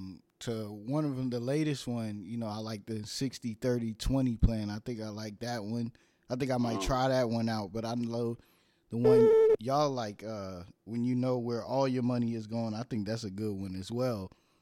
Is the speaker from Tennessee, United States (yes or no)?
no; New York, United States; born there; also born or lived in Virginia / New Jersey; I was born in New York, then I went to Virginia like yourself.